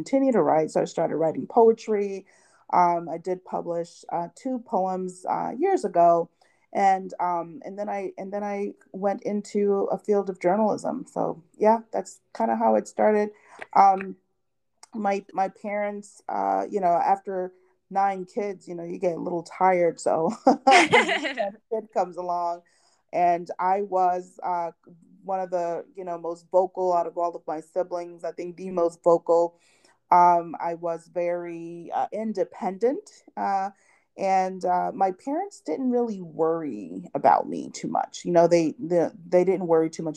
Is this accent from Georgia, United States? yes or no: no; New York City, New York, United States; first language Haitian Creole; English is a second language; I was born and raised in Brooklyn, New York, by immigrant parents